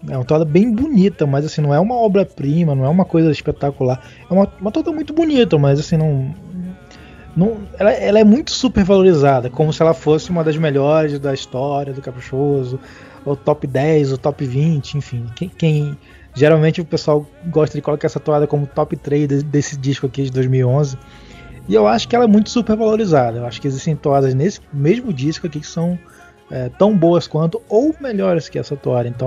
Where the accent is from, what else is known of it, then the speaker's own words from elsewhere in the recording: Manaus, Amazonas, Brazil; Coisas que a eu como manauara, eu como amazonense, eu como gente aqui da terra, coisas que a gente ouve, hum, histórias que a gente ouve, né? Desde criança